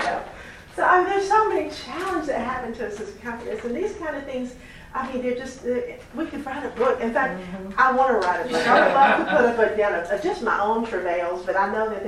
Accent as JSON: {"language": "English", "town": "Knoxville", "region": "Tennessee", "country": "United States", "tie": "born or raised there", "said": "in my own hometown. I'm from Knoxville, Tennessee"}